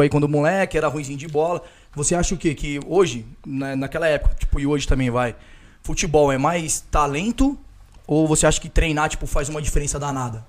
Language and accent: Portuguese; Brazil; eu cresci na periferia, cresci lá no Santo Ângelo